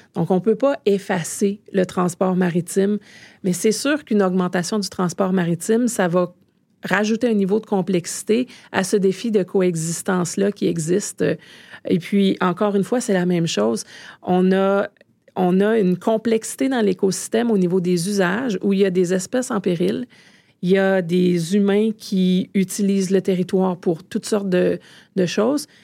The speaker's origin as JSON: {"language": "French", "country": "Canada", "said": "chez nous au Canada"}